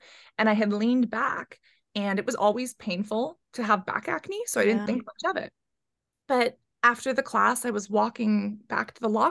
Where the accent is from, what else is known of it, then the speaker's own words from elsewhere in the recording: San Francisco, California, United States; growing up in San Francisco.